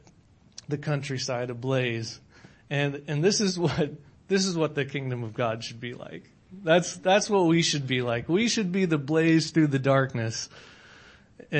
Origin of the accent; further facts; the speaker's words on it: Nebraska, United States; moved away; I am from Nebraska originally. That's where I was born.